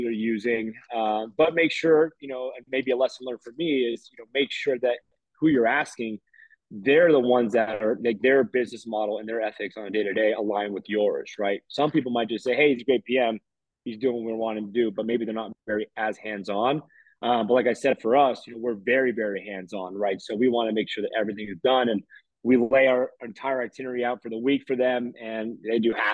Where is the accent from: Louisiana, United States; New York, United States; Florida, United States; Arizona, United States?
Florida, United States; Miami; moved away as an adult; also born or lived in Hawaii; now in Denver, United States; born and raised in Miami, Florida